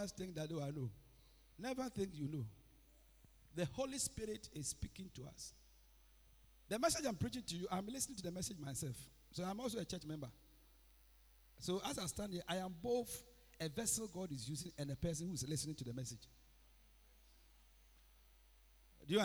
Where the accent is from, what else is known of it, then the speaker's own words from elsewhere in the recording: Ghana; moved away as an adult; now in Accra, Ghana; I lived my life all in village. I finished sixth form in 1985. I came to Accra in 1986